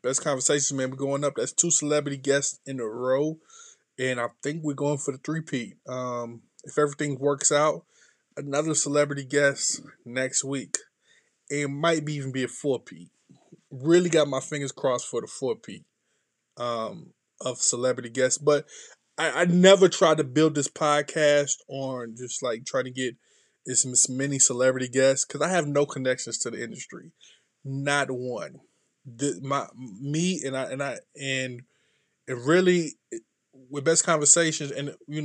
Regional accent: North Carolina, United States; I'm from North Carolina, not too far from Fayetteville

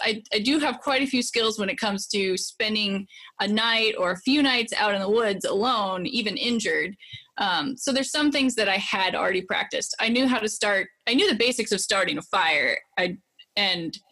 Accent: Idaho, United States; now in Montana, United States; I was born and raised in Idaho, and I live in Montana now.

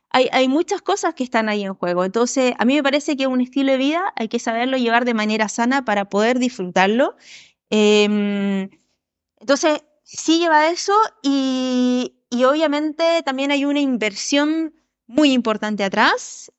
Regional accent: Chile; also born or lived in Uruguay

